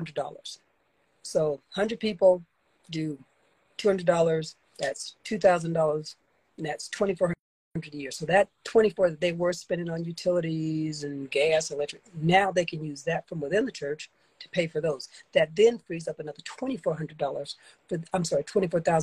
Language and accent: English; the South, United States; I grew up in the South.